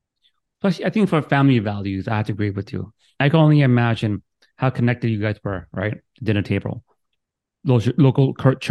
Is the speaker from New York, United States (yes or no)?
yes; New York City, New York, United States; I am from Brooklyn, New York, complete opposite. New York City, one bedroom apartment building, five people living in there, hustle bustle.